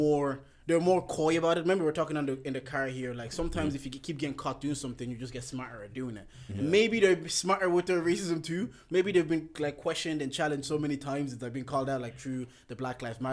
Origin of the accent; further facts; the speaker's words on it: Balbriggan, Leinster, Ireland; growing up in Balbriggan, you're playing football in Balbriggan, playing Balbriggan FC